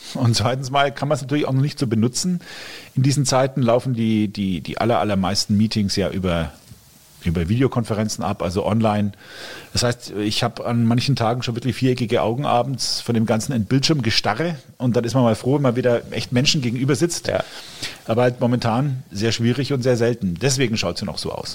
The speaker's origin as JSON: {"language": "German", "area": "Fürth district, Middle Franconia", "region": "Bavaria", "country": "Germany", "tie": "born or raised there", "also_born_or_lived": "Coburg", "said": "ich bin gebürtiger Coburger, habe immer hier in Mittelfranken gewohnt, zumindest hier aufgewachsen, im Landkreis Fürth"}